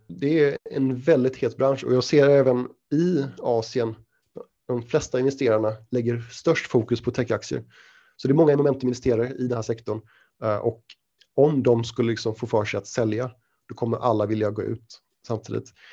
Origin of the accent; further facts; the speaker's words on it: Sweden; moved away as an adult; also born or lived in London, United Kingdom / Shanghai, China; now in Singapore; jag är svensk, flyttade från Sverige 2006, gick på Handelshögskolan